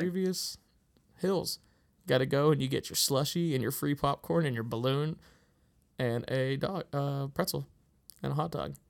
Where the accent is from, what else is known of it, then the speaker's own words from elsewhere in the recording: Pittsburgh, Pennsylvania, United States; accent: Pittsburghese; also born or lived in Colorado; I lived here my whole life